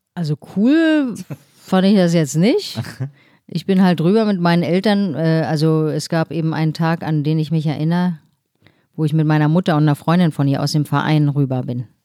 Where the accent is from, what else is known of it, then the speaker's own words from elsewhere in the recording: Berlin, Germany; moved away as an adult; now in Hamburg, Germany; ich bin aber sozusagen in Steglitz-Steglitz aufgewachsen